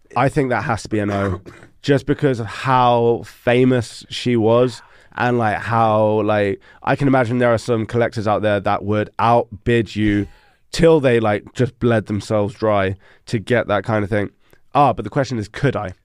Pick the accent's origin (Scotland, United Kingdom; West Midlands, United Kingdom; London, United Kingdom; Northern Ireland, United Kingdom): London, United Kingdom; moved away as an adult; also born or lived in Netherlands; now in Denmark; I'm from London